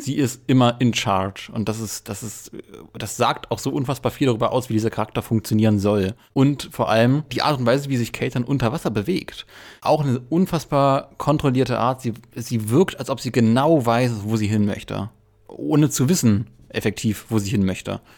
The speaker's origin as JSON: {"language": "German", "region": "Berlin", "country": "Germany", "said": "ich bin ja Berliner"}